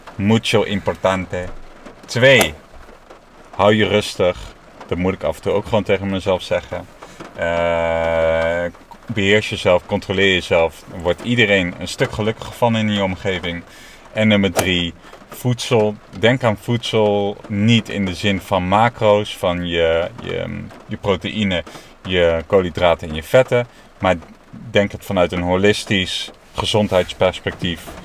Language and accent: Dutch; Netherlands; also born or lived in China; now in Amsterdam, Netherlands; ik ben gewoon een Nederlander